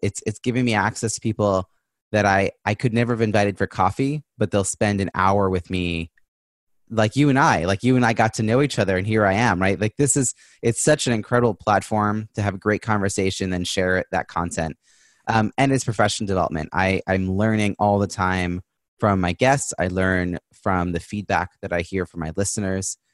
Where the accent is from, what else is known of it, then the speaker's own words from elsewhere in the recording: New York, United States; now in Boston, United States; I'm originally from New York